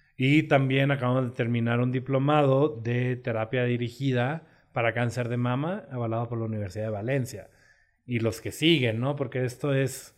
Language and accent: Spanish; Sonora, Mexico; moved away as an adult; also born or lived in Torreón, Coahuila; Yo soy de Sonora